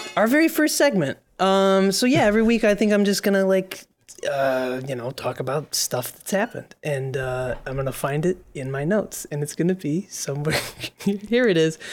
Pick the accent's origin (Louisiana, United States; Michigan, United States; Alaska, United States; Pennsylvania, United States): Michigan, United States; now in New York, United States; we're both from the Great Lakes State. Um, we both grew up Tigers fans.